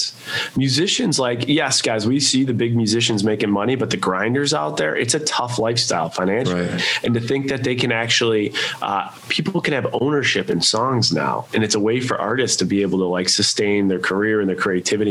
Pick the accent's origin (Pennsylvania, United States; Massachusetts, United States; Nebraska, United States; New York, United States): New York, United States; Buffalo; born and raised in Buffalo.